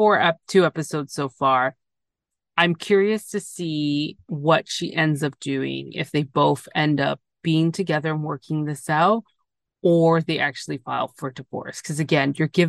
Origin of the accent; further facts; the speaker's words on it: Canada; I'm from Canada.